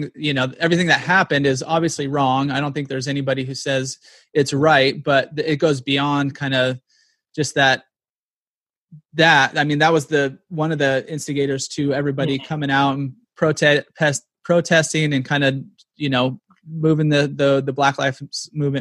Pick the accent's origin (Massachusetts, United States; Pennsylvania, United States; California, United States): California, United States; San Diego; I grew up here in North County, San Diego